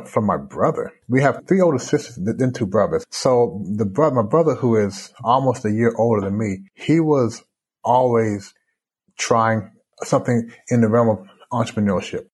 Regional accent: Louisville, Kentucky, United States; born or raised there; moved away as an adult; also born or lived in Canada; now in Shanghai, China

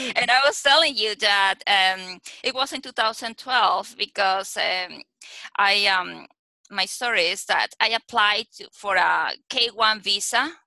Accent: Lima, Peru; English is a second language; moved away as an adult; now in Las Vegas, United States; I was born and raised in Peru, in Lima, Peru.

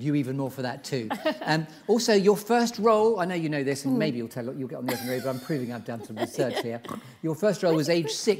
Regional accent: Saltburn, North East England, United Kingdom; also born or lived in Uganda / Middlesbrough; We went back to Middlesbrough. I was born in Saltburn near Redcar.

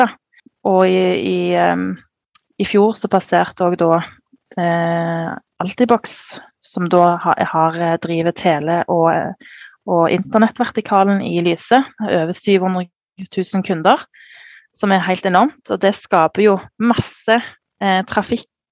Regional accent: Sandnes, Rogaland, Norway; jeg kommer jo fra Sandnes, som er en liten sted utenfor Stavanger

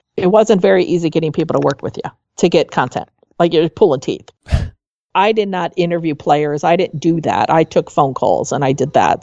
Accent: suburb of Chicago, Northwest Indiana, United States; moved away as an adult; also born or lived in Muncie, Indiana; we lived in a suburb of Chicago, even though it was in Indiana.

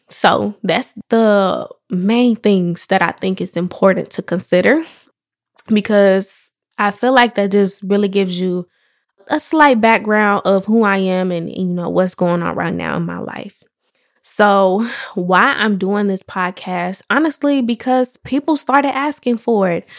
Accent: Chicago, Illinois, United States; I am from Chicago, the West Side to be exact. Um, I grew up on the south suburbs of Chicago

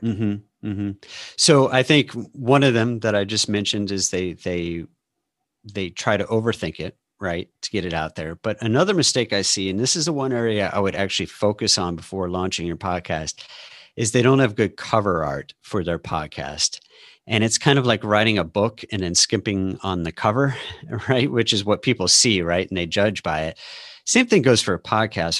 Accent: St. Louis, Missouri, United States; also born or lived in Austin, Texas; now in Seattle, United States; I live outside of Seattle now, um, but I grew up in Saint Louis and lived in Austin for twenty years

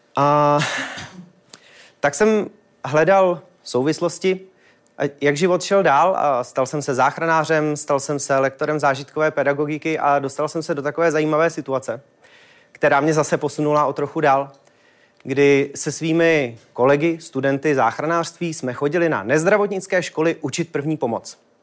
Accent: Czechia

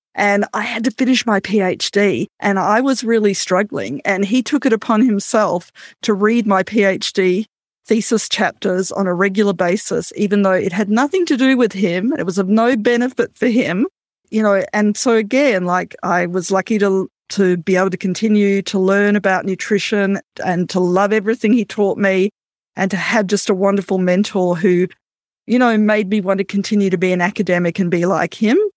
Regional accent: Australia; now in Canada; I'm an Australian Canadian

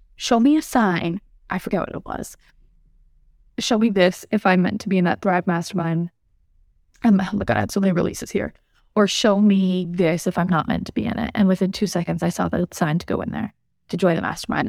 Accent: Massachusetts, United States; moved away as an adult; also born or lived in New Mexico; We're from Massachusetts, both of us

